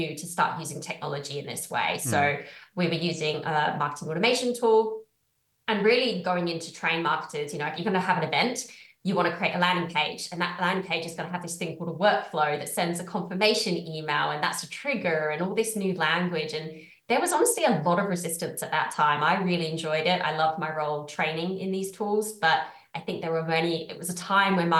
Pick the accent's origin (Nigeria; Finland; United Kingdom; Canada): United Kingdom; moved away as an adult; also born or lived in Australia; I'm from the UK. Sometimes my accent confuses people